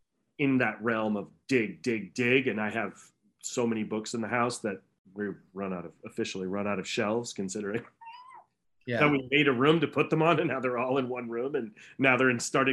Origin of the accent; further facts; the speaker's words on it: New England, United States; I grew up on Dunkin' Donuts and then Mr. Donuts and all that New England hooey